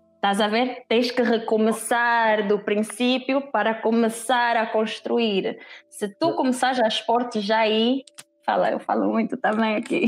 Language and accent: Portuguese; Angola; moved away as an adult; also born or lived in Lisbon, Portugal / Netherlands; vivi a maior parte do meu tempo em Angola e só, só saí da Angola mesmo para estudar